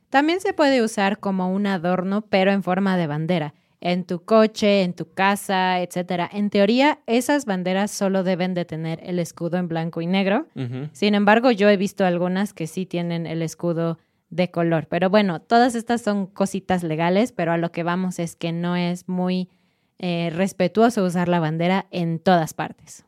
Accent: Mexico; nosotros como mexicanos

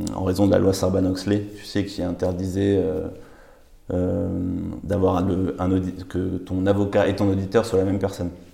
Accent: Paris, Île-de-France, France; j'ai grandi à Paris

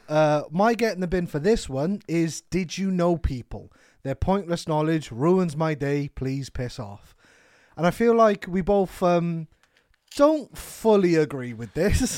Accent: Wales, United Kingdom; we're Welsh

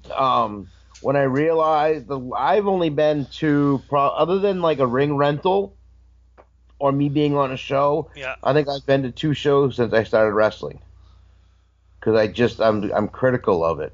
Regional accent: Maine, United States; I'm from Maine.

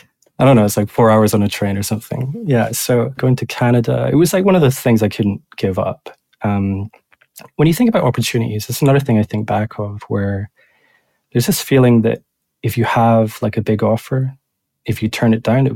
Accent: Edinburgh, Scotland, United Kingdom; So, yeah, I'm from Edinburgh originally, actually.

